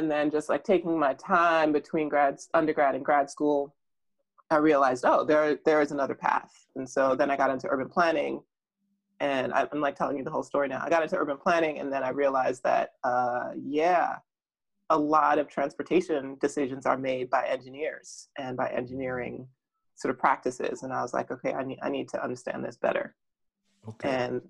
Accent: Jamaica; born there; Partly because, I mean, as I said, I was born in Jamaica.

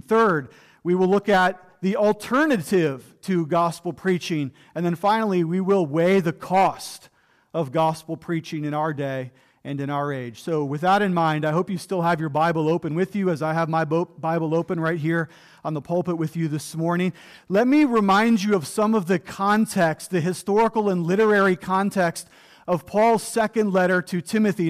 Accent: Ohio, United States; also born or lived in Florida; now in Western Pennsylvania, United States; I grew up in Ohio

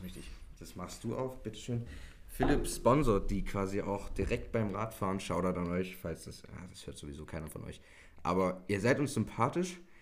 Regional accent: Germany; darauf sind wir stolz so als Deutsche

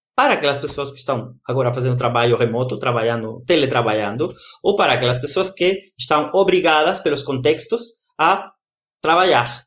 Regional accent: Brazil; moved away; lá no Brasil, na minha da minha terra querida brasileira

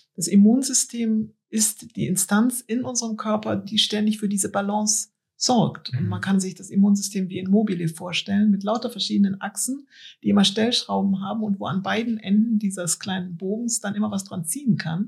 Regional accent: Cologne, North Rhine-Westphalia, Germany; Ich bin ja in der Innenstadt von Köln aufgewachsen

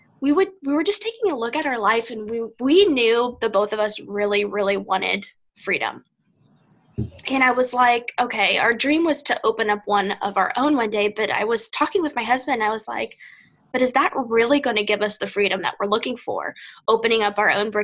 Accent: Ohio, United States; moved away as an adult; now in Florida, United States; I'm from the Midwest

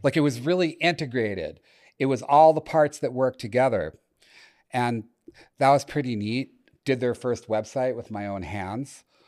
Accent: Chelmsford, Massachusetts, United States; I grew up in Chelmsford, C H E L M S F O R D, lovingly pronounced Chelmsford, if you live near Boston

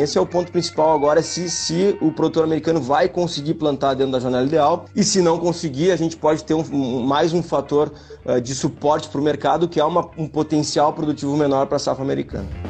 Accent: Uruguaiana, Rio Grande do Sul, Brazil; eu sou de Uruguaiana. Sou de Uruguaiana e, e tô aqui na fronteira com a Argentina

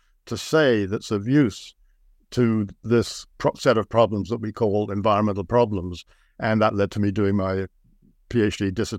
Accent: London, United Kingdom; moved away as an adult; now in Canada; I came over to Canada from Britain to study at UBC, and I was really struck by how beautiful the environment was. I had grown up in London, a London suburb in the UK, so the contrast was enormous.

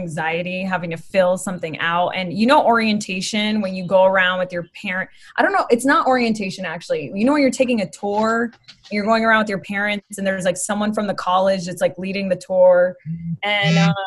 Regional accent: Boca Raton, Florida, United States; moved away as an adult; also born or lived in Miami / Coconut Creek; now in Los Angeles, United States; what I consider home is Boca Raton because we lived there the longest. That's where I went to high school

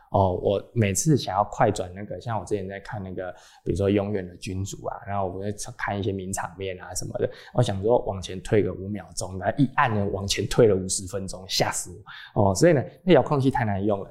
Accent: Taiwan; 还有一些跟我们台湾人无关紧要的东西呢

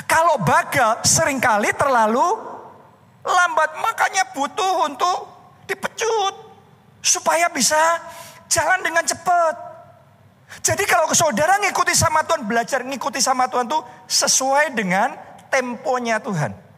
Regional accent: Surakarta, Central Java, Indonesia; born there; also born or lived in United States; saya pulang ke Indonesia. Saya pulang ke Solo karena itu kota kelahiran saya.

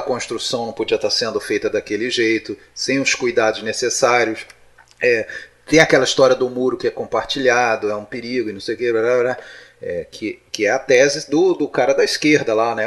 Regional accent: Brazil; nós sendo brasileiros

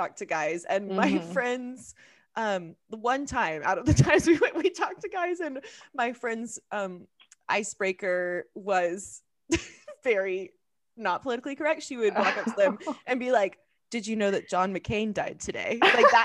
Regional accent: Oklahoma, United States; moved away as an adult; also born or lived in Southern California; I'm from Oklahoma

